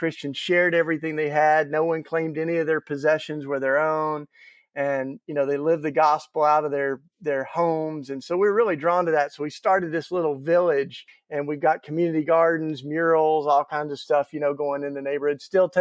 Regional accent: Tennessee, United States; accent: southern drawl; also born or lived in Philadelphia; I grew up down south. That's why I got the, you know, the nice southern drawl going. And I'm grew up in Tennessee

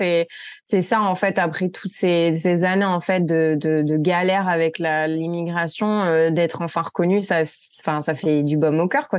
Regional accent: France; moved away as an adult; now in United States; je suis française, j'ai 30 ans

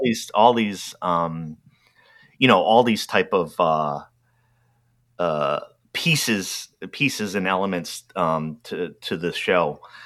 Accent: New England, United States; growing up in New England, um, in particular area that I did, these were uh, French French towns, like French American towns

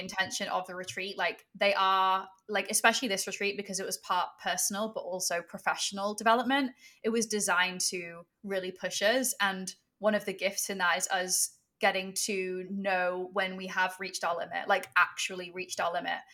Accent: England, United Kingdom; I grew up in England

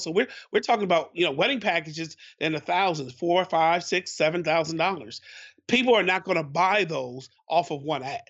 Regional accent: Baltimore, Maryland, United States; I'm from Baltimore, Baltimore

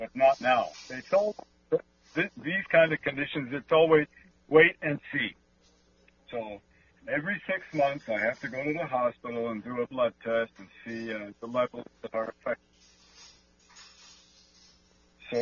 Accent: Canada; I'm a Canadian, and it means that I'm in a country based in law

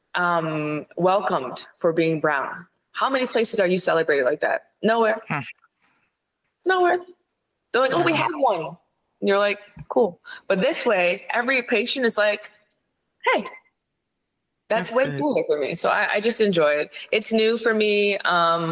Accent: Ohio, United States; I'm from Ohio.

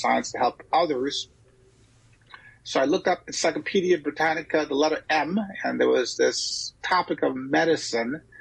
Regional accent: St. Croix, U.S. Virgin Islands; also born or lived in St. Thomas, U.S. Virgin Islands / Philadelphia / Galveston; now in Chicago, United States; I was born on the Caribbean island of St. Thomas in the United States Virgin Islands, the Isle of Mali, the capital of the United States Virgin Islands. But I grew up on the island of St. Croix, which is right next door.

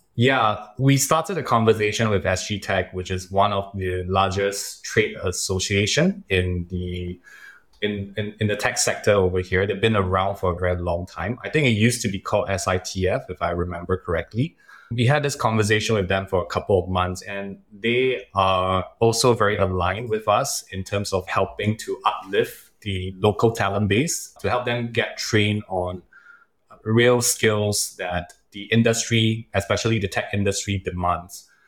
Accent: Singapore

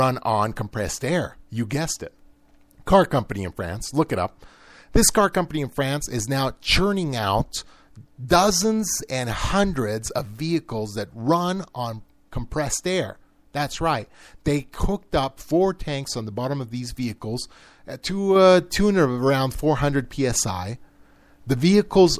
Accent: United States; I'm an American

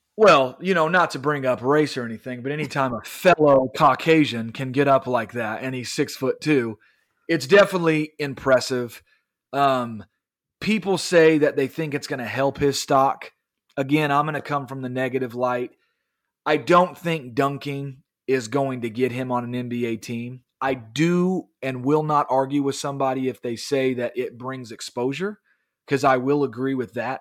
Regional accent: Kansas City, United States; we're from Kansas City

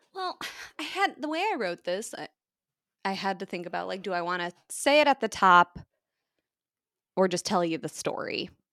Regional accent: United States; as an American on Thanksgiving

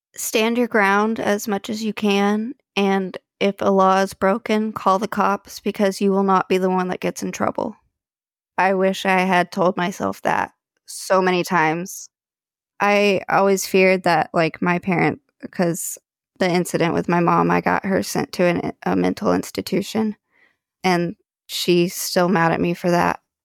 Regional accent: Dallas, Texas, United States; I grew up in the Dallas area

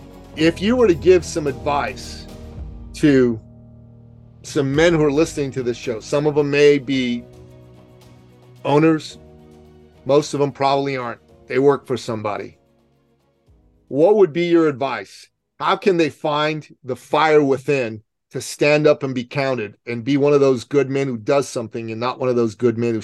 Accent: Canada; Even though I'm a Canadian, I'm the most American Canadian you're going to meet.

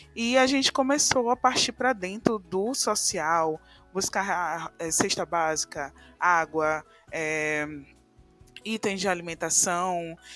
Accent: São Luís, Maranhão, Brazil; Sou aqui de São Luís do Maranhão, né, na região nordeste aqui do Brasil.

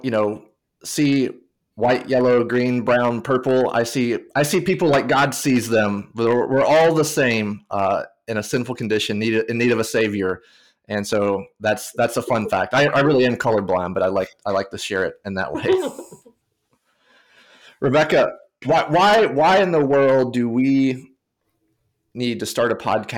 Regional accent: Tennessee, United States; I grew up in Tennessee, so not necessarily a diaspora setting

